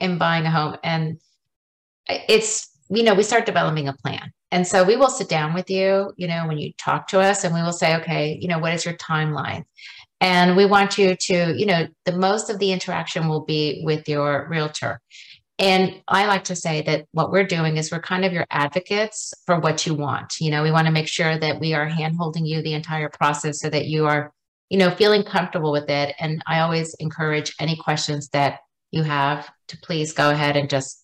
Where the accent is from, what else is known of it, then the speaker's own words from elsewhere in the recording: Houston, Texas, United States; I am a native Houstonian. I was born actually in Heights Hospital a while ago.